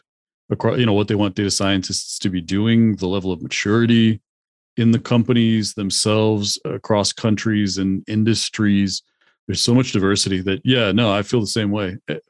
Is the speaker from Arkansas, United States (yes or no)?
no; Hawaii, United States; I grew up in Hawaii, so I kind of understand. I got a lot of the cultural influence from Japan